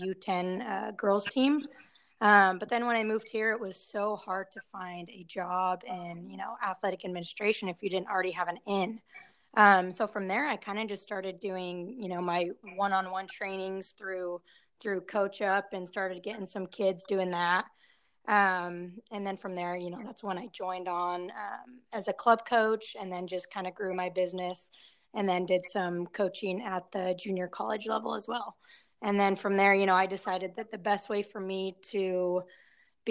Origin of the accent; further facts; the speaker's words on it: Salt Lake City, Utah, United States; moved away as an adult; I grew up in Salt Lake City, Utah, lived there pretty much my whole life, as opposed to the last like 3 years